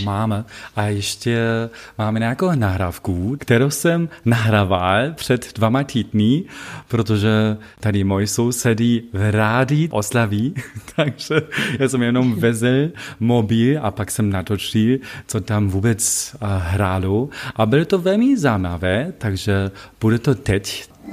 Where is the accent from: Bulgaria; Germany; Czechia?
Germany; Wittenberg, Saxony-Anhalt; Czech is a second language; moved away; also born or lived in Leipzig; pocházím, jak víš, z Wittenbergu. Wittenberg není ve Sasku, ale ve Sasku Anhaltsku